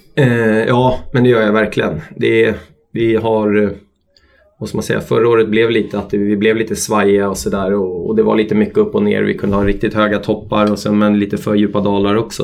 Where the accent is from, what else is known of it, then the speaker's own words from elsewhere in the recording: Stockholm, Stockholm County, Sweden; also born or lived in Austria / Italy; now in Örebro, Sweden; familjen hemma i Stockholm